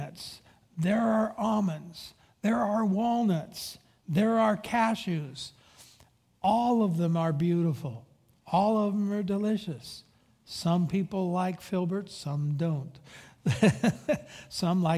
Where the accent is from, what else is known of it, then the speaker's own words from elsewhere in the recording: Pacific Grove, California, United States; I grew up in Pacific Grove, Monterey, and right on the waterfront